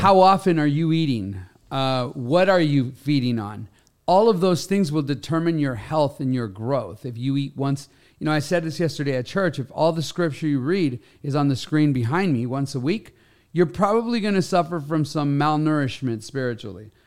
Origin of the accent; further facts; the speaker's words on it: Los Angeles, California, United States; I grew up in Los Angeles